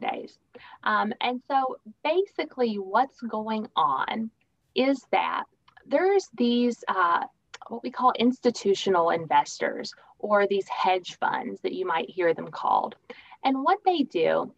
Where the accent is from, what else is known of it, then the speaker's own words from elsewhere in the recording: Richmond, Kentucky, United States; moved away as an adult; also born or lived in Lexington, Kentucky / Grayson, Kentucky / Virginia / Texas; I lived in Grayson, Kentucky for a bit of my childhood, and then a lot of my childhood was in Richmond, Kentucky.